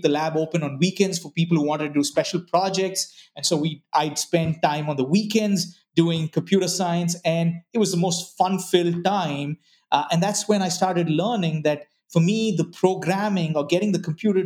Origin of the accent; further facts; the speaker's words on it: Bangalore, Karnataka, India; moved away; also born or lived in Ranchi, Jharkhand, India; So, you know, we moved to Bangalore, and I spent most of my life growing up in Bangalore